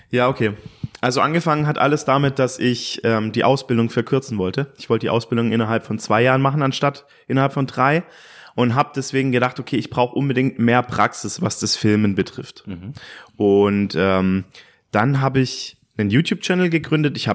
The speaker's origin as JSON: {"language": "German", "town": "Stuttgart", "region": "Baden-Württemberg", "country": "Germany", "said": "Ich bin äh, wie alt bin ich denn? Ich bin 28 Jahre alt. Ich komme aus Stuttgart."}